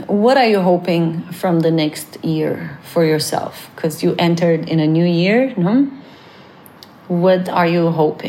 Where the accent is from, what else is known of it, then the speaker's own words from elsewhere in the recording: Canada; I'm so Canadian